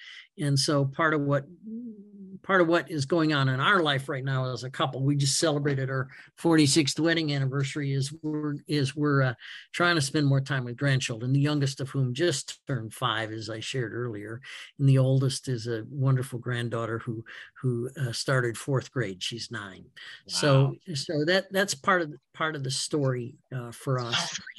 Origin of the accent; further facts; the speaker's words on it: Northern Illinois near Chicago, United States; I grew up actually in Northern Illinois near Chicago. We had relatives in the city